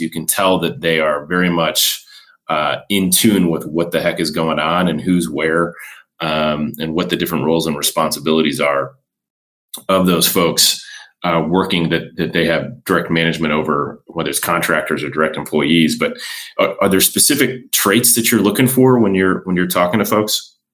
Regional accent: Chicago, Illinois, United States; we are fellow Midwesterners, having grown up in Chicago myself

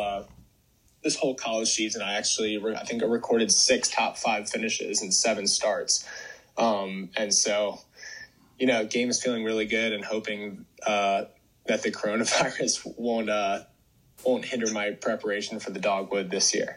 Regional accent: Atlanta, Georgia, United States; I'm from Atlanta, and my home course growing up was called uh, Chastain Park Golf Course

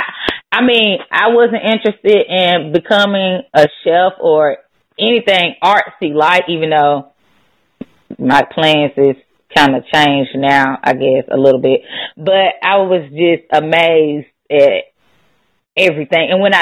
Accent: Chattanooga, Tennessee, United States; so I'm from Chattanooga, and so, you know, Chattanooga is right there next to Atlanta, like, what, 90 miles or so away.

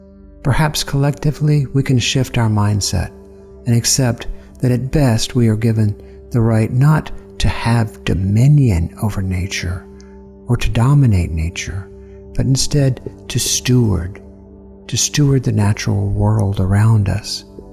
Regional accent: Columbus, Georgia, United States; I grew up Southern Baptist in Columbus, Georgia.

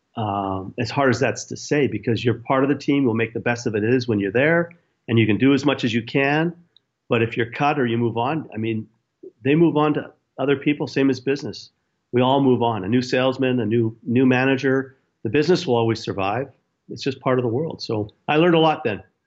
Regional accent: Edmonton, Alberta, Canada; moved away; also born or lived in Chicago; I left Chicago to go to Edmonton

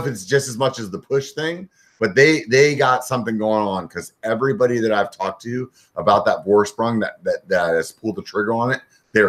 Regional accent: California, United States; also born or lived in Pennsylvania; I'm like, oh, I'm from California. And then they're like, oh, I hate California. I'm like, yeah, but I was born in Pennsylvania.

